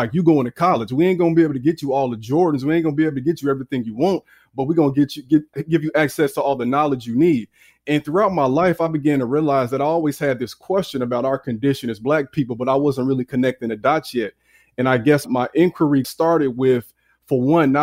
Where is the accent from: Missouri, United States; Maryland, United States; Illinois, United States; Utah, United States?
Illinois, United States; Chicago; I'm from the South Side of Chicago, born in the late 80s. And I was raised by parents who were very aware.